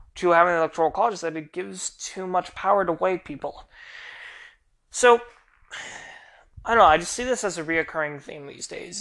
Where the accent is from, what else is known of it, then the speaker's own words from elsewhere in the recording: United States; also born or lived in Florida; We, as the American people